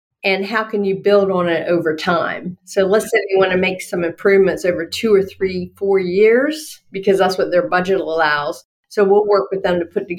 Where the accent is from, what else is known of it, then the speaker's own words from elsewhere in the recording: Norfolk, Virginia, United States; I was born and raised in Norfolk, Virginia